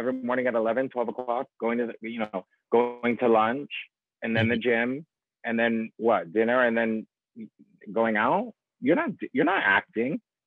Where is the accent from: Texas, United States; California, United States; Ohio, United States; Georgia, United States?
Ohio, United States; moved away as an adult; also born or lived in New York; now in Los Angeles, United States; I'm originally from Ohio. And so in the Midwest